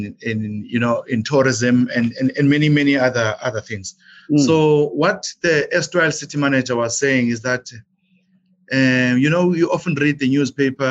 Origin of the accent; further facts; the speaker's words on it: Umzimkhulu, KwaZulu-Natal, South Africa; I went to a local municipality back in my hometown, Umuzwabantu Municipality